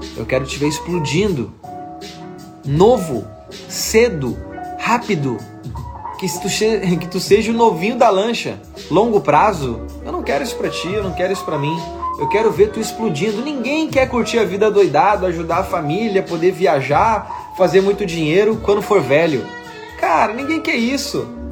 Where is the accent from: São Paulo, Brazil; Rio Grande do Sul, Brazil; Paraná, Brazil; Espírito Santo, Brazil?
Rio Grande do Sul, Brazil; Porto Alegre; Eu sou gaúcho de Porto Alegre